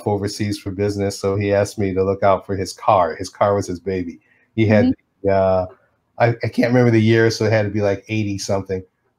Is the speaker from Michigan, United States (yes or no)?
yes; Detroit, Michigan, United States; moved away as an adult; also born or lived in Boston / New York; I am born and raised Detroit, not far from Motown, the actual Motown either.